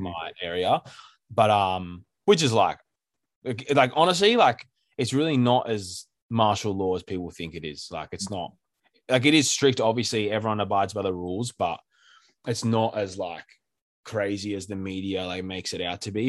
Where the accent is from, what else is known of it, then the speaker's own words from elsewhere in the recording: Sydney, New South Wales, Australia; We're both from Sydney, and we, like, grew up together.